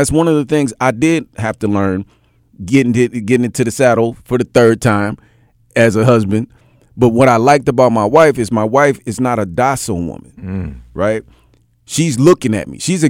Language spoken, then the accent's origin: English; Indianola, Mississippi, United States; born there; At the end of the day, when I was born in Indianola, Mississippi.